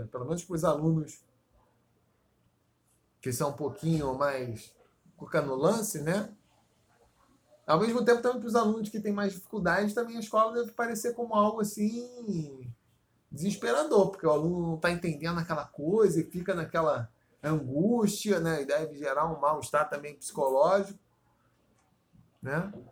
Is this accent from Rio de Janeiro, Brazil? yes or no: yes; Paracambi, Rio de Janeiro, Brazil; born there; Eu nasci em Paracambi, que é meio, porra, já quase Bolívia, né?